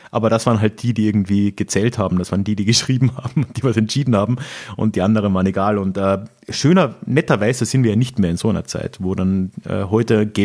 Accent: Carinthia, Austria; das war halt so ein mittelalterliches Ding über eine Herzogseinsetzung in meiner Heimatregion in äh, Kärnten.

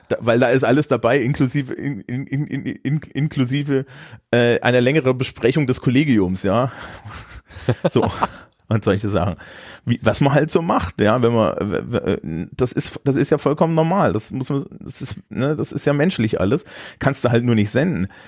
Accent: Thuringia, Germany; moved away; Thüringens, meiner Heimat

